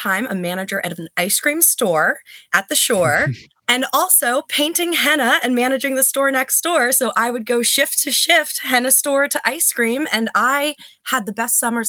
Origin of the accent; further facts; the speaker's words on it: New Jersey, United States; also born or lived in Georgia; now in Bucks County, Pennsylvania, United States; I was born in Georgia, raised in Jersey, and now over here in Pennsylvania, beautiful Bucks County.